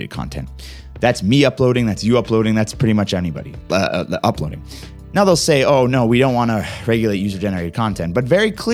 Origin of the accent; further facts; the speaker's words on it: Canada; my own country